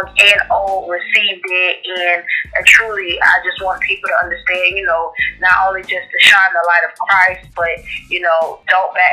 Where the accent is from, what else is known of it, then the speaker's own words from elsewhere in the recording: Port St. Lucie, Florida, United States; also born or lived in Haiti (parents); now in Gainesville, United States; Born and raised in South Florida, though. Fort Pitt, Florida. Port St. Lucie, Florida. St. Lucie County area